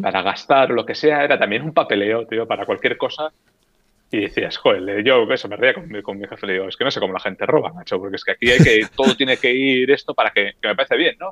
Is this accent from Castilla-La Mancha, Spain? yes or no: no; Getxo, Basque Country, Spain; moved away as an adult; now in Helsinki, Finland; de un pueblo o de un municipio a 10 kilómetros de Bilbao que se llama Guecho